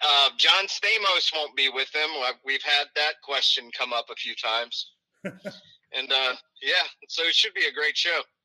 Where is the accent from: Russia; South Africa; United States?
United States; the South; moved away; I'm from the South